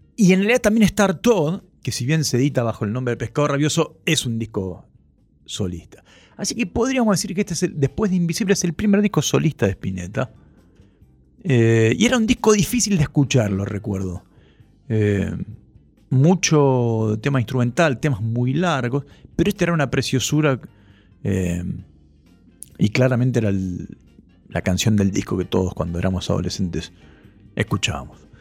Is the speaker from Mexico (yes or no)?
no; Ituzaingó, Buenos Aires Province, Argentina; cuando yo era chico no estaba el acento de ituzengo en el cartel de la estación